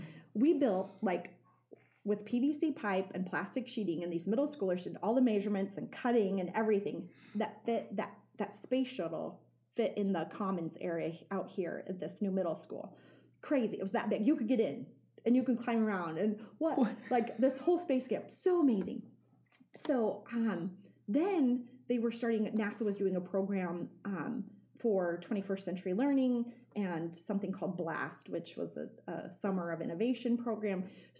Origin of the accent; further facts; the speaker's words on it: the middle of Nebraska, United States; also born or lived in Minnesota; now in York, United States; I was this kid from Nebraska the middle of Nebraska that had hardly ever traveled because I'm one of five kids, right?